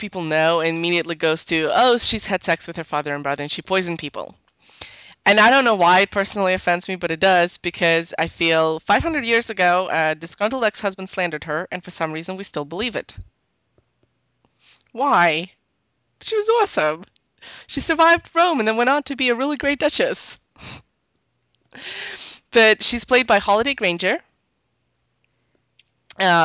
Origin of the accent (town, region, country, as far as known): Canada